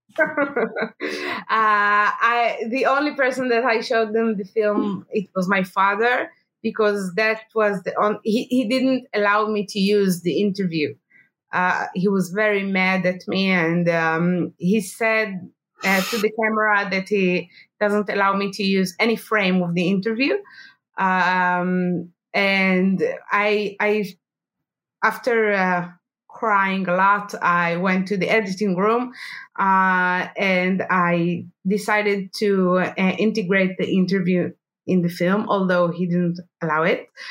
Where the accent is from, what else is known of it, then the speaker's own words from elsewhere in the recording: Jerusalem, Jerusalem District, Israel; I was born in Jerusalem, and uh, all my childhood I I, uh, I you know I, I lived between uh, bomb attacks